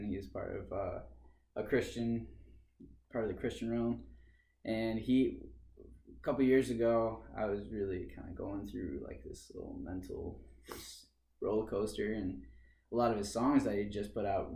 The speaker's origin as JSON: {"language": "English", "town": "Hartford", "region": "Michigan", "country": "United States", "tie": "born or raised there", "also_born_or_lived": "St. Joseph, Michigan", "said": "I grew up in Hartford, Michigan, and then I moved with my family into St. Joe, and now I live in SOTUS"}